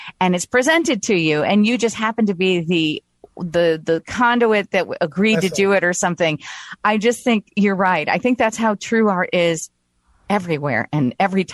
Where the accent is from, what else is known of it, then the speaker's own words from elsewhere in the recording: Brazil; moved away; I grew up in Brazil